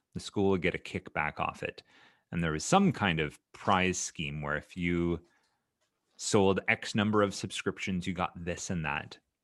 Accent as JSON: {"language": "English", "region": "Ontario", "country": "Canada", "tie": "born or raised there", "said": "growing up in Canada, both as a student in Ontario and then later as a teacher"}